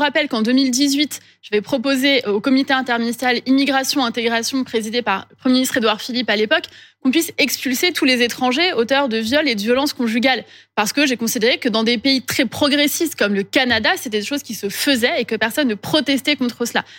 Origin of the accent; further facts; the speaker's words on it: Corsica, France; je viens de la Corse. Pour nous, en Corse, le temps du deuil, c'est quelque chose d'important